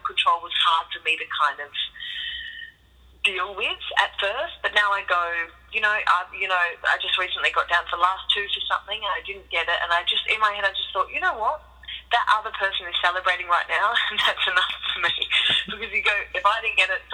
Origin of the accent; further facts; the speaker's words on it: Perth, Western Australia, Australia; moved away; I'm from Perth primarily